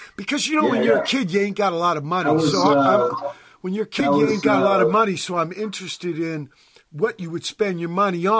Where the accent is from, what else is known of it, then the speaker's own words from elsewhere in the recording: Virginia, United States; now in San Pedro, United States; look where I live in fucking Pedro, right? When I came here from Virginia.